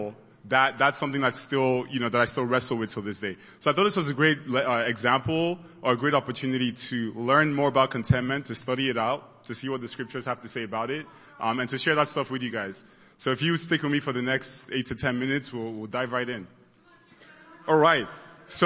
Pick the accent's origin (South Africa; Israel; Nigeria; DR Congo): Nigeria; moved away; I grew up in Nigeria and I went to boarding school